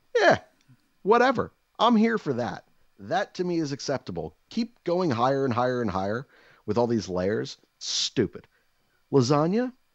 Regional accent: United States; I'm an American

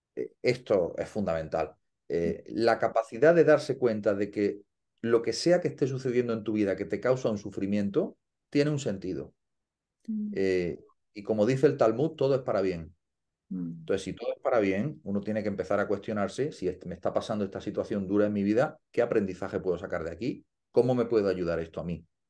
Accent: Andalusia, Spain; siendo español y andaluz

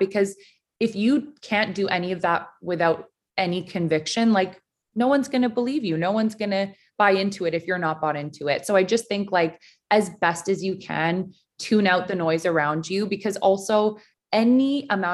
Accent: Vancouver, British Columbia, Canada; growing up in Vancouver, being around mountains in the ocean

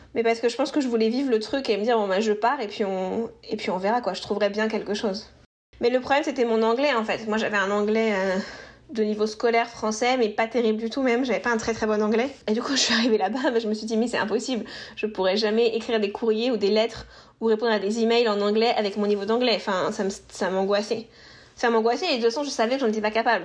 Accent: Normandy, France; moved away as an adult; now in Boston, United States; je suis franco-italienne. Je viens de Normandie, dans le nord de la France

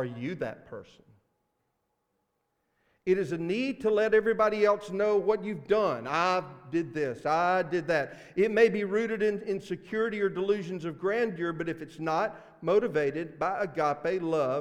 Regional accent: Mississippi, United States; accent: Mississippi; my Mississippi accent

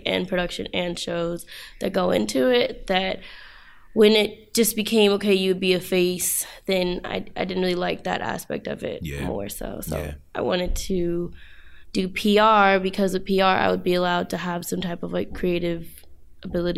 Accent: Los Angeles, California, United States; also born or lived in Hampton, Virginia; I'm from Los Angeles, California.

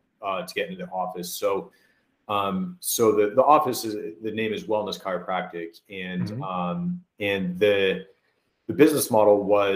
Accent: Keene, New Hampshire, United States; moved away; also born or lived in Biddeford, Maine / Indiana; I'm originally from Southern New Hampshire. Grew up outside of Keene, New Hampshire

